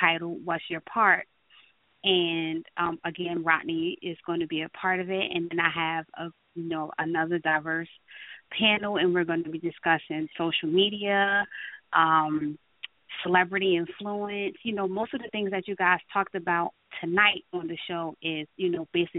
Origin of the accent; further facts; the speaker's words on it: Newark, New Jersey, United States; growing up in my area, I am from Newark, New Jersey.